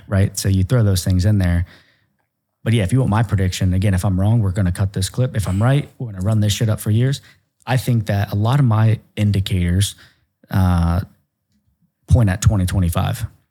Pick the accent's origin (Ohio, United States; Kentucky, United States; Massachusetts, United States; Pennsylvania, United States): Ohio, United States; I'm a hillbilly from Ohio